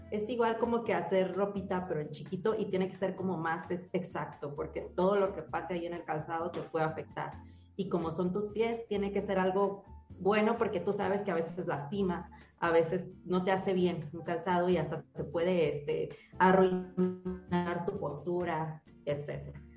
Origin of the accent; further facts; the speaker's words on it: Mexico; soy mexicano